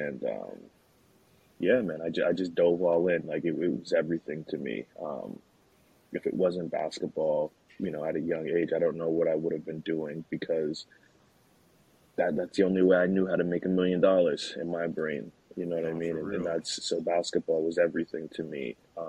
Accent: Nashville, Tennessee, United States; also born or lived in Queens, New York; Obviously, I was born in New York, born in Queens, New York, and my family moved to Nashville real early

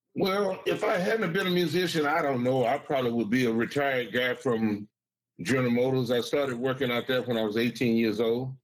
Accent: Saginaw, Michigan, United States; now in Bay City, United States; I grew up in Saginaw

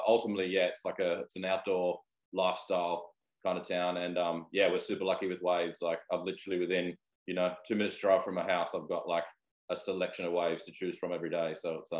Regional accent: Newcastle, New South Wales, Australia; also born or lived in Sydney; So I grew up in Newcastle. I spent 10 years away in Sydney in my 20s, but obviously moved back here now.

